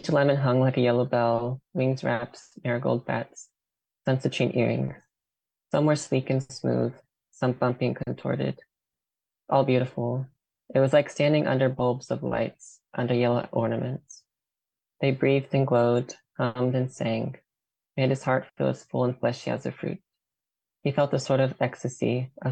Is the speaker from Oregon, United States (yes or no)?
yes; Forest Grove, Oregon, United States; also born or lived in Portland, Oregon; I'm from Forest Grove, Oregon.